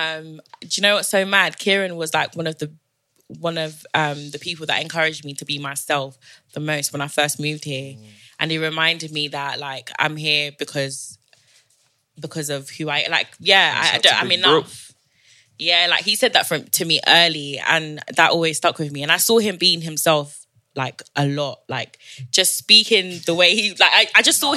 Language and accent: English; Zimbabwe; first language Shona; English is a second language; now in United Kingdom; But I feel like because I still speak like Shona. I still speak my mother tongue.